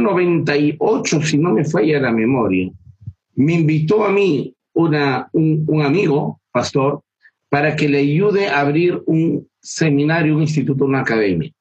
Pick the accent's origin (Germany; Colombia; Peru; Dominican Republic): Peru; yo vivo en Perú, soy peruano